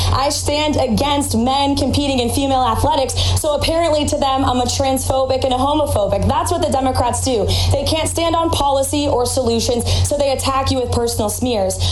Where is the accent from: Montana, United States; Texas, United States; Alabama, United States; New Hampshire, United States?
New Hampshire, United States; the people of my home state